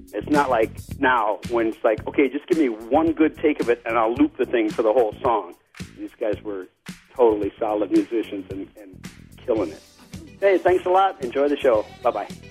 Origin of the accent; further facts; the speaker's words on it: Chicago, Illinois, United States; I'm from Chicago, and we used to go dancing on top of McCormick Place